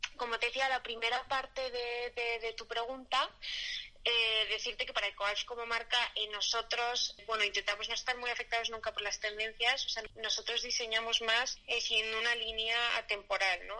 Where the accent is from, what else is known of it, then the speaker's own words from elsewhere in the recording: Madrid, Community of Madrid, Spain; como madrileña